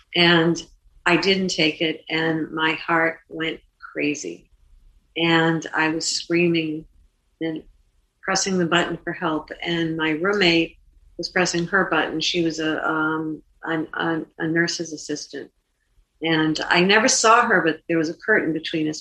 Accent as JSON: {"language": "English", "town": "Boston", "region": "Massachusetts", "country": "United States", "said": "I'm from Boston, and I'm I'm in New York"}